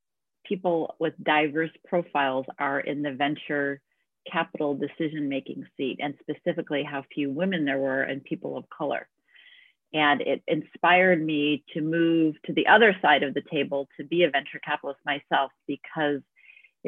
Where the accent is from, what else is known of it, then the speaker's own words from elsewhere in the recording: Chicago, Illinois, United States; moved away as an adult; now in Bay Area, United States; I'm actually from the Midwest in the United States, from Chicago specifically, where I grew up